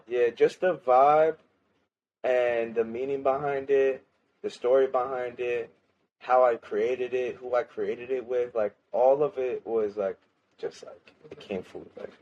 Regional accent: Lancaster, United States; moved away as an adult; also born or lived in Florida; I moved back from Florida back to my hometown in Lancaster.

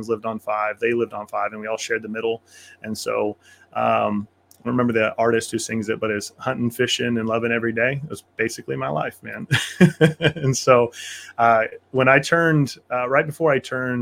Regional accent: Kansas, United States; I grew up on Kansas farm country.

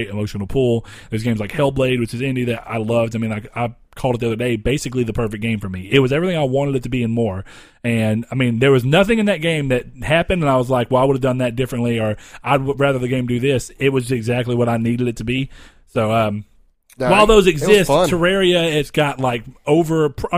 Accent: the South, United States; Our hometown is boring because it's too spread out because we live in the South

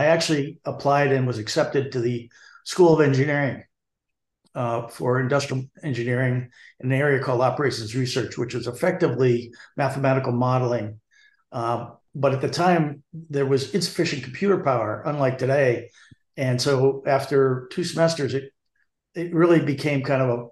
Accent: South Hadley, Massachusetts, United States; I grew up in a little town just south of Amherst, South Hadley

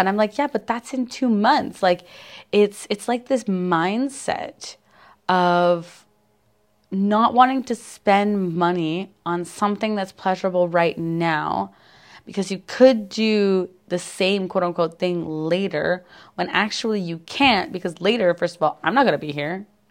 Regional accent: Canada; I'm a Canadian

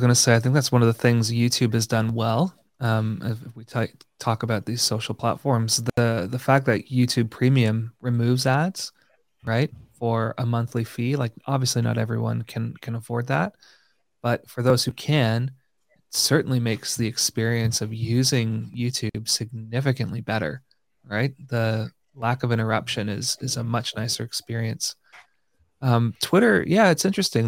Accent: Canada; being a Canadian

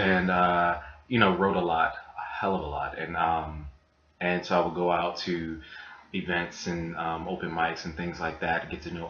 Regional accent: Baltimore, Maryland, United States; moved away as an adult; also born or lived in Atlanta, Georgia; now in New York, United States; born and raised in Baltimore

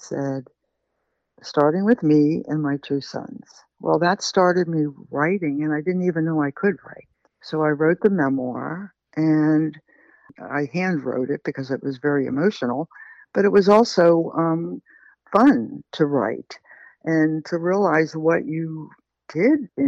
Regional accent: Pittsburgh, Pennsylvania, United States; moved away; I came from Pittsburgh and I have all these weird accents and expressions

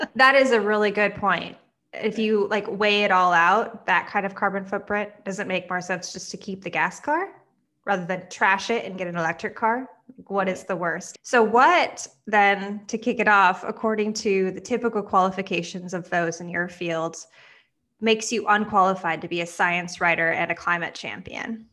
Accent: Midwest, United States; I grew up in the Midwest

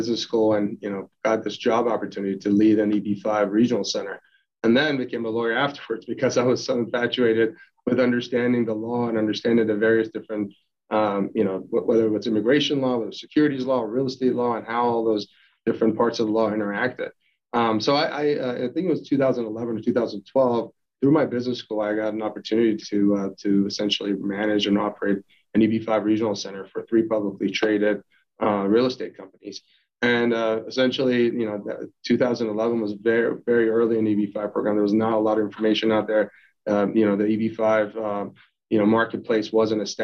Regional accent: Iran; also born or lived in United States; now in New York, United States; I was born in Iran and we're going through war and revolution

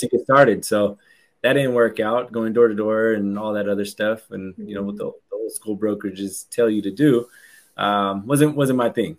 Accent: San Francisco Bay Area, California, United States; I'm from uh, the San Francisco Bay Area, um, and uh, I've been here for my entire life

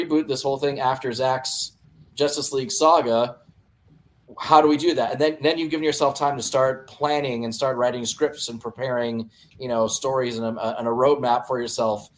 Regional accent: California, United States; moved away as an adult; also born or lived in Sacramento / Colorado; now in Dayton, United States; I'm from California originally

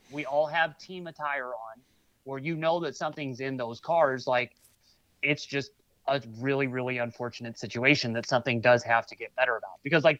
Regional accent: St. Louis, Missouri, United States; this is my hometown

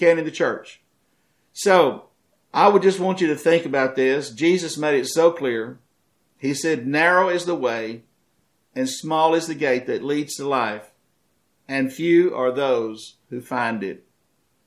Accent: United States

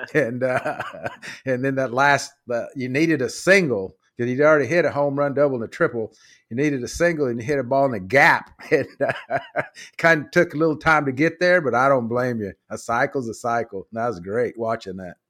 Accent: Dallas, Texas, United States; also born or lived in Beeville, Texas; I grew up in Oak Cliff

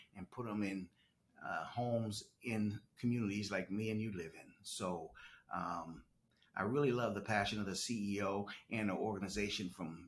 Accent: Pittsburgh, Pennsylvania, United States; moved away as an adult; also born or lived in Chicago, Illinois; now in Moncks Corner, United States; I was born and raised in right outside Pittsburgh, Pennsylvania, Western Pennsylvania

